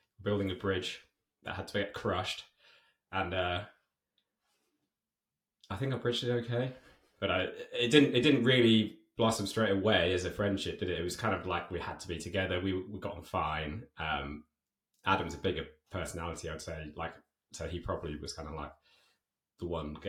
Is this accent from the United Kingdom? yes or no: yes; Hurley, South East England, United Kingdom; moved away as an adult; also born or lived in Oxford; From a village called Hurley is where I was born. Well, I was born in Oxford, and then we moved when I was two, and then I lived there pretty much my whole life growing up